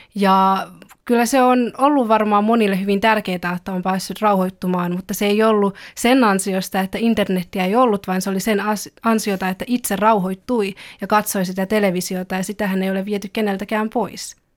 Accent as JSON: {"language": "Finnish", "country": "Finland", "tie": "born or raised there", "also_born_or_lived": "China / Belgium / Kauniainen, Finland", "first_language": "Finnish"}